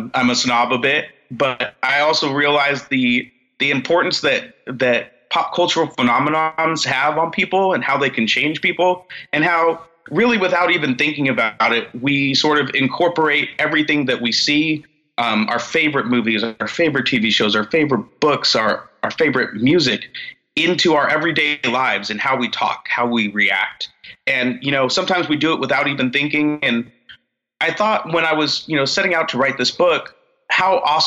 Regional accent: Central Valley, near Modesto, Northern California, United States; also born or lived in San Francisco; I'm a Northern California boy. I grew up in the Central Valley out here by Modesto

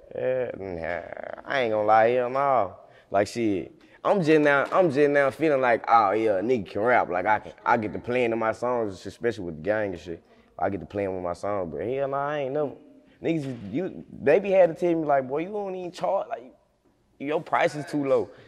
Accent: United States; also born or lived in Memphis, Tennessee / Osceola, Arkansas; I'm from Memphis slash Osceola. I stay in Osceola

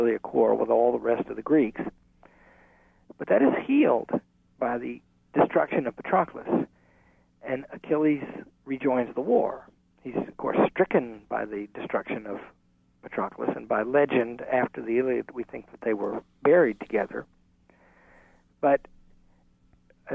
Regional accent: Arkansas, United States; I'm from Arkansas

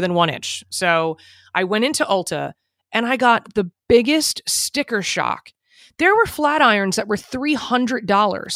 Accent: New Jersey, United States; I'm from Jersey

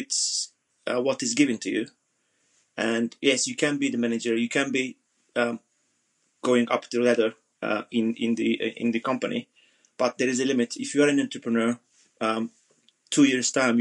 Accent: Turkey; moved away as an adult; also born or lived in Southeast London; now in London, United Kingdom; I'm originally from Turkey

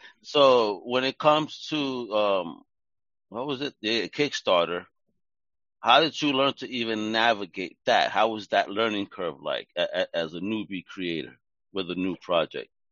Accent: New York, United States; I'm from Greenpoint. I'm right here right now in Greenpoint, Brooklyn.

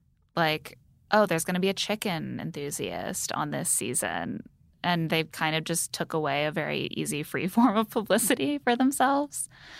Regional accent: Indiana, United States; moved away; I grew up in Indiana

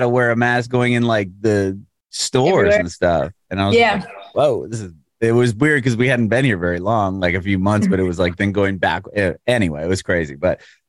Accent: San Diego, California, United States; moved away as an adult; now in Nashville, United States; I'm from San Diego, but I live in Nashville now

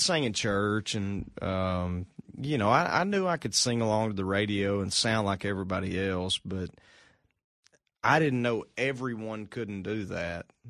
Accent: Arkansas, United States; moved away as an adult; now in Nashville, United States; moved from from home in Arkansas

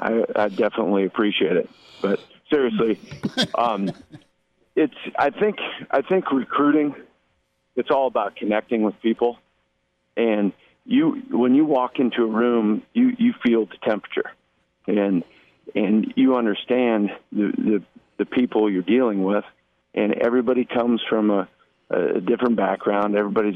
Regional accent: Jamaica; You know, I'm Jamaican also.

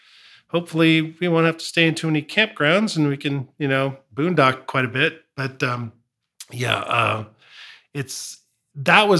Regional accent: California, United States; also born or lived in Felton; born and raised in California

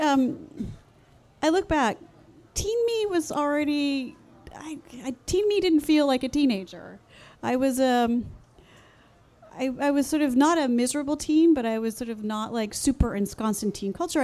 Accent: Los Angeles, California, United States; I grew up in the San Fernando Valley in California

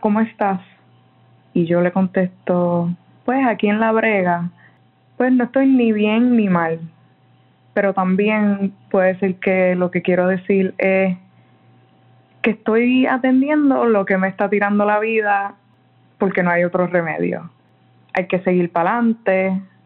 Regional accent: San Juan, Puerto Rico; soy de San Juan

